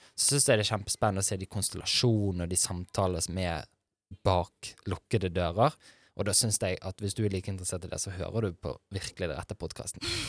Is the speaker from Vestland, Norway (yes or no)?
yes; Bergen, Vestland, Norway; Jeg er jo også fra Bergen, fra Fyllingsdalen